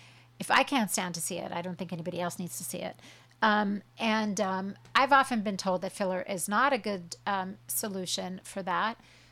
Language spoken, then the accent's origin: English; Huntington Beach, California, United States; I'm from Huntington Beach, and I grew up watching her.